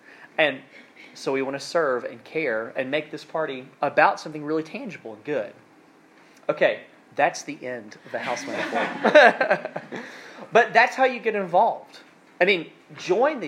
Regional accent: South Alabama, United States; now in North Carolina, United States; I'm from South Alabama, and we do things a little bit differently down there. And growing up, my family had like honeyland, farmland

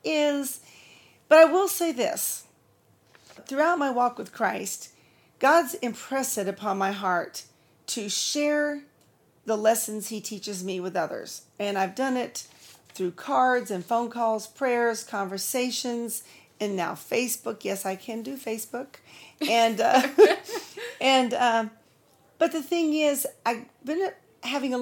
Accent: California, United States; moved away as an adult; also born or lived in Nebraska / Texas; Then we moved on to California, lived with my family till I was 23

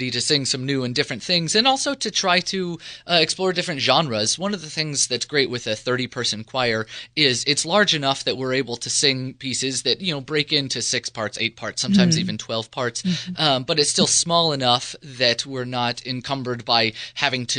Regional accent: Los Angeles, California, United States; moved away as an adult; also born or lived in Washington, D.C. / Delaware; somebody who's from Los Angeles originally

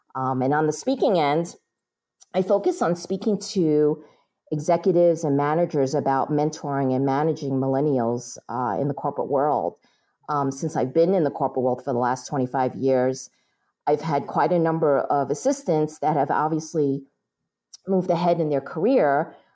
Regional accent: New York, United States; I was born and raised in New York

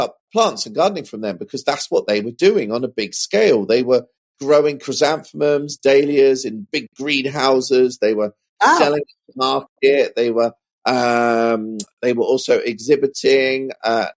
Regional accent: Suffolk, East of England, United Kingdom; where I grew up in Suffolk, there's a horticulture college about 10 miles north of my hometown

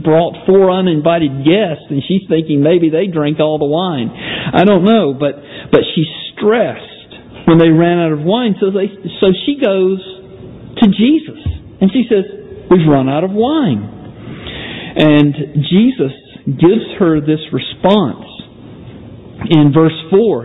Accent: Georgia, United States; moved away; I'm from from Georgia originally

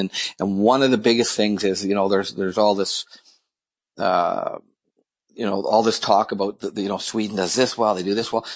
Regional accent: a small town north of Toronto, Ontario, Canada; my hometown, in uh, a small town north of Toronto, um, I, I, was born in Toronto, and then we 1977. I think I was in grade seven. We moved north to this little small town.

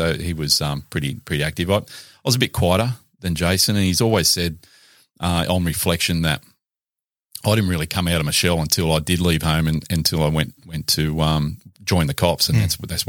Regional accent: Valentine, New South Wales, Australia; school at Valentine, and then went into the Catholic education system for high school.

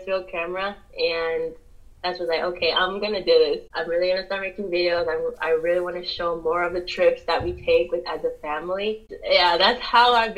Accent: Pennsylvania, United States; also born or lived in New Jersey; I'm from Pennsylvania

